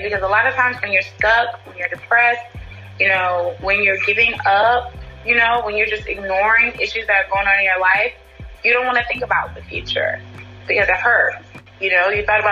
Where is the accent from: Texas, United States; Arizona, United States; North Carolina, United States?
North Carolina, United States; I'm from North Carolina